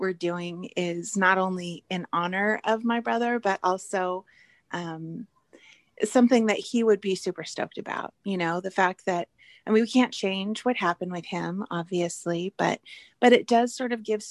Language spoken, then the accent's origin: English; Orange County and Long Beach, California, United States; Brad and I grew up in Orange County